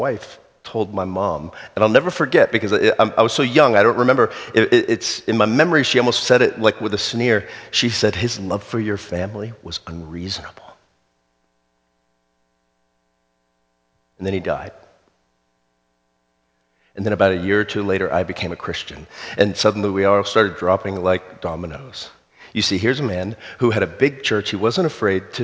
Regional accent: South Florida, United States; When I was a kid, I grew up in South Florida.

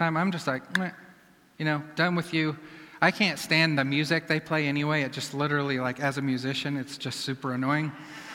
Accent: Iowa, United States; I'm from Iowa

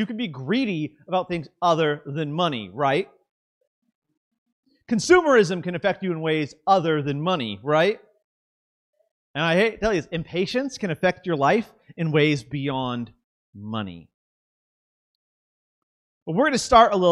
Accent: Southern California, United States; I'm from Southern California, and so we have a lot of Latino and culture families, mainly Mexican.

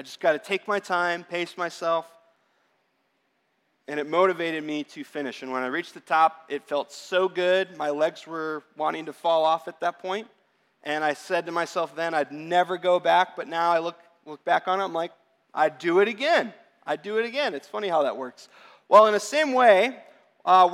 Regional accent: Arizona, United States; I'm born and raised in Arizona.

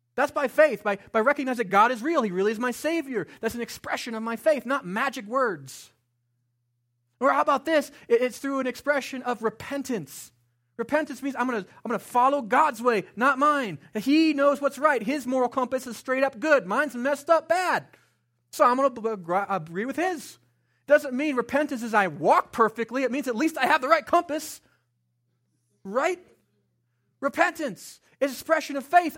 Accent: Estes Park, Colorado, United States; I grew up here in Estes Park, a small town, as a white boy, not in church

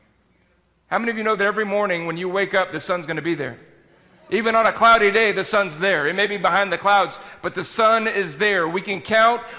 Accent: South Texas, United States; moved away; I grew up in South Texas

